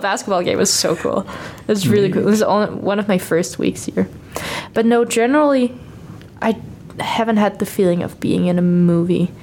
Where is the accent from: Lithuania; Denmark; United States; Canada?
Denmark; Copenhagen, Capital Region of Denmark; first language Danish; English is a second language; also born or lived in Aarhus; I say that I'm from Copenhagen, but I'm actually from a little bit outside of Copenhagen, like the municipality of Copenhagen